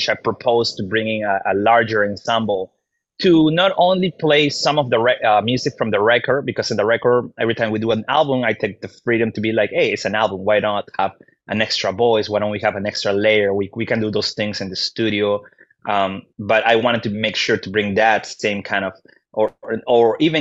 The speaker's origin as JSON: {"language": "English", "region": "Lima", "country": "Peru", "moved": "yes", "lives_now": "Chicago, United States", "said": "So in Peru, so I'm from Lima, which is the capital."}